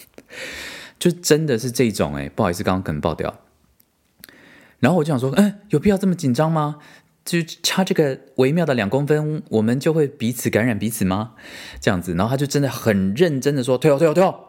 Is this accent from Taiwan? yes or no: yes; Taiwan; moved away as an adult; also born or lived in United States; now in Germany; 我为什么要离开台湾这个舒适圈到这里